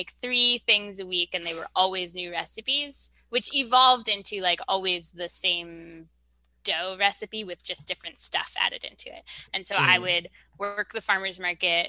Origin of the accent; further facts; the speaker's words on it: New York, United States; moved away; I'm a New Yorker